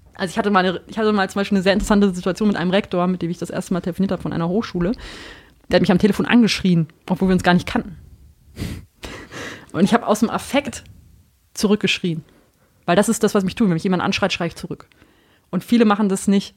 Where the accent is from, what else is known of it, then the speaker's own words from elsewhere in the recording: North Rhine-Westphalia, Germany; ich komme auch aus Ostwestfalen, wo man doch die Tendenz hat, extrem direkt zu sein